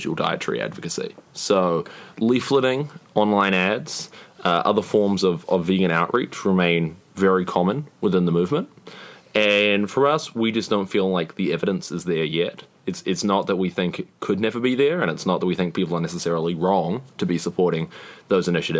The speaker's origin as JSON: {"language": "English", "country": "New Zealand", "said": "I'm from New Zealand"}